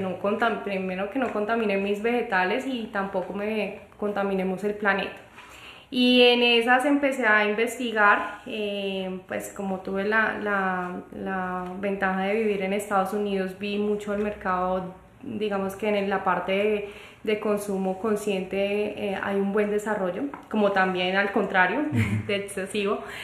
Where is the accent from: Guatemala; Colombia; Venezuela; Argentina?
Colombia; moved away; also born or lived in United States; una situación familiar eh, me trajo de vuelta a Colombia